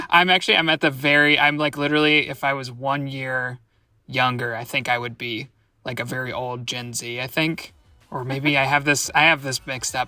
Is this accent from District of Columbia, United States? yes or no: yes; Washington, District of Columbia, United States; my hometown, Washington, D C.